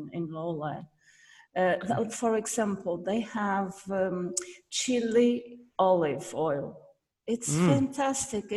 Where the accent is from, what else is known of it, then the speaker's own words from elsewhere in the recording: Loulé, Algarve, Portugal; My hometown. I don't live there now, but it's my town